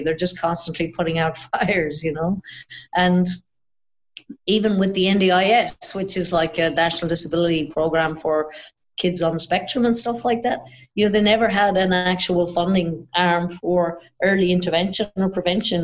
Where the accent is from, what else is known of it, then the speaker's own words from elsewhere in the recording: Ireland; moved away as an adult; now in Australia; when I moved to Australia, actually, because obviously I'm Irish, but when I moved to Australia